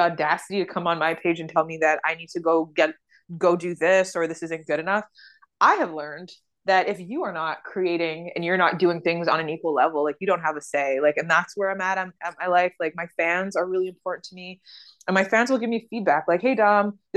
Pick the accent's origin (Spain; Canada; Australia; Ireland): Canada; also born or lived in Uganda; now in Toronto, Canada; I was from the West